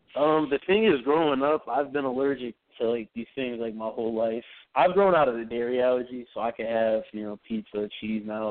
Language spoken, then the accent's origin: English; Ohio, United States; moved away as an adult; now in New York, United States; I'm from Ohio